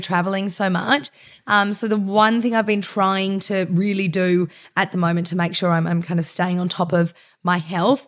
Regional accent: Melbourne, Victoria, Australia; I grew up in Bayside in Melbourne

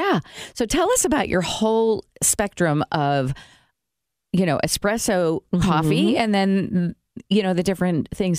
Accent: Brazil; moved away; I grew up in Brazil

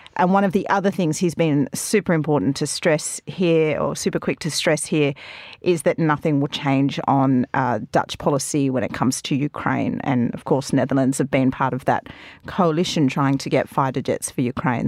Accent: Australia; being Australian

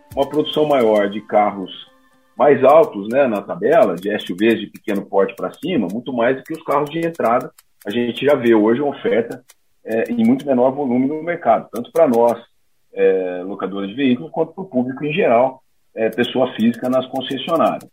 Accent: interior of Paraná, Brazil; moved away; eu venho do interior do Paraná, de uma cidade bem pequenininha

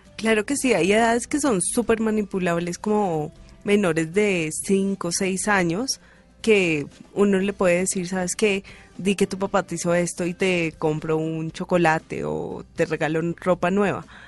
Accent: Bogotá, Colombia; yo soy más rola que quien sabe

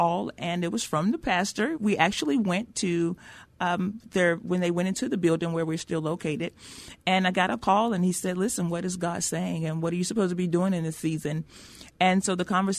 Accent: Brookshire, Texas, United States; moved away as an adult; now in San Antonio, United States; I'm from a little small town outside of Houston

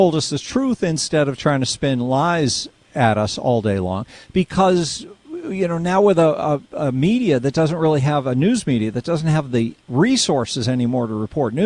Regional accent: Lexington, Massachusetts, United States; I grew up in Lexington, Massachusetts

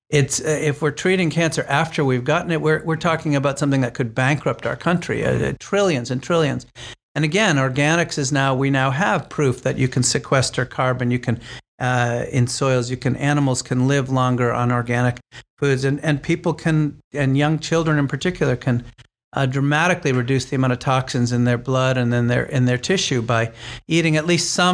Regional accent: New Hampshire, United States; I'm a child of the 60s. I grew up in New Hampshire.

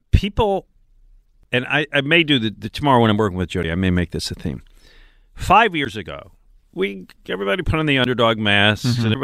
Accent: Philadelphia, Pennsylvania, United States; as a Philadelphian.

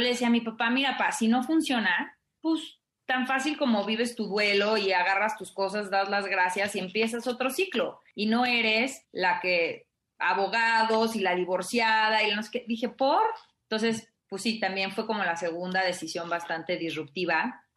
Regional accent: Mexico; moved away; yo crecí en provincia

